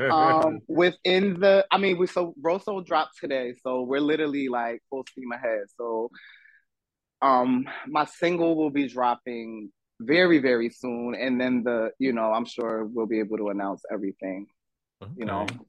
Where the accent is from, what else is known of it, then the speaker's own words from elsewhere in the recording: Ocean Township, New Jersey, United States; also born or lived in The Bronx; I was born in Central Jersey, Monmouth County, Asbury Park area. Went to Ocean Township High School, born and raised in Ocean Township, a little, town in Central Jersey